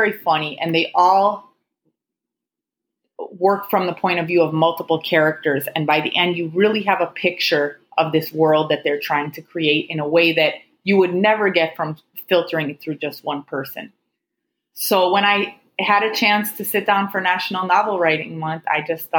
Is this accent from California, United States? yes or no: no; Chicago, Illinois, United States; moved away as an adult; also born or lived in Houston; now in Miami, United States; I'm originally from Chicago